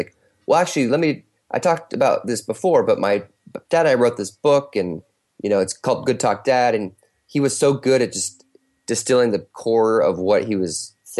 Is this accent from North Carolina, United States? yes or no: yes; North Carolina, United States; I was always from North Carolina. So we went back there for Christmas